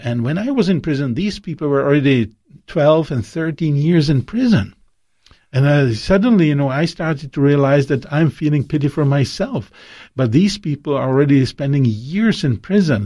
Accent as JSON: {"language": "English", "country": "Czechia", "tie": "born or raised there", "said": "my hometown in Czech Republic"}